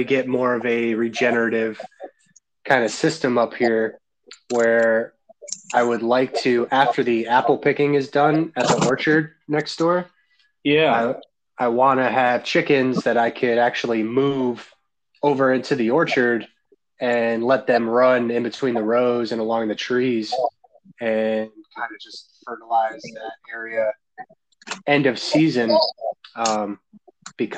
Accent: Albany, New York, United States; moved away as an adult; also born or lived in Framingham, Massachusetts; now in Massachusetts, United States; I was from Albany

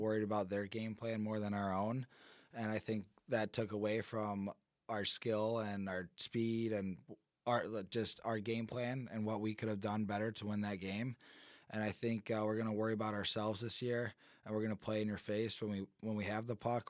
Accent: Michigan, United States; moved away; I'm from Michigan.

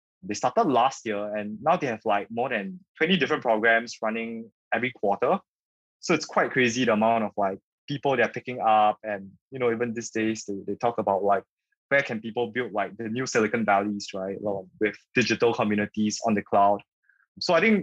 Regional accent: Singapore; born and raised in Singapore

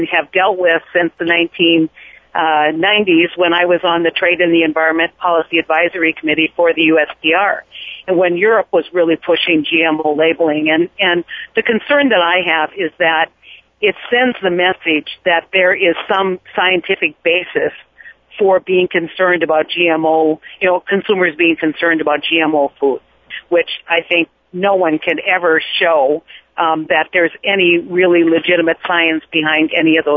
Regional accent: North Dakota, United States; I come from North Dakota

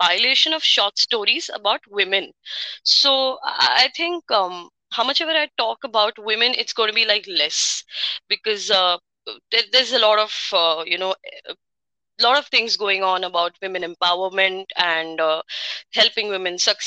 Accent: India; I am from India

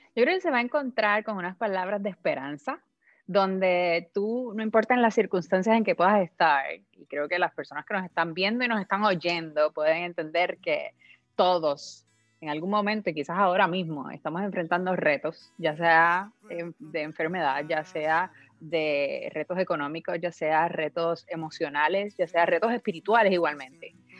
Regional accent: Puerto Rico; yo soy una boricua de pura cepa, así que soy de la isla del encanto, ah, de Puerto Rico

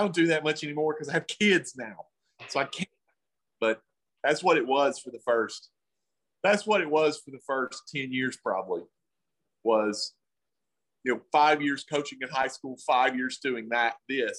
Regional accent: the South, United States; I'm from the South

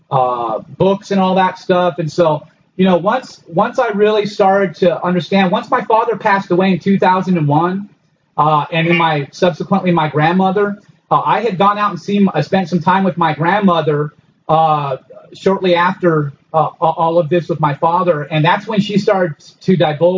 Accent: Los Angeles, California, United States; I grew up in Los Angeles. My mom divorced him when I was real young. When I was about six, I was moved out to Los Angeles, to the Hollywood area, and I grew up there

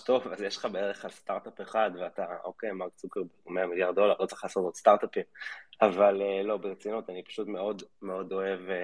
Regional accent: Israel

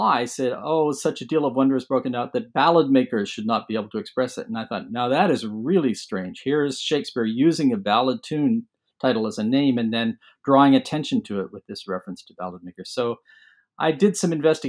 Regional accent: London, Ontario, Canada; I was born in London, Ontario, and mostly grew up there, lived in other parts of Canada a bit as well

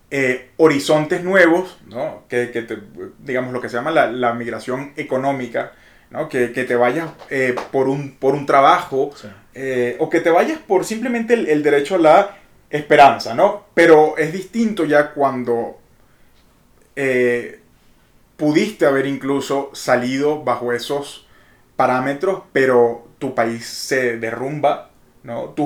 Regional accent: Venezuela; moved away as an adult; now in Mexico; Entonces, cada vez que yo decía soy de Venezuela

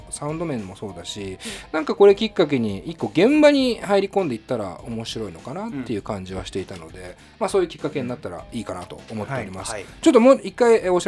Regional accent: Yokosuka, Kanagawa, Japan; 地元横須賀なんですよ

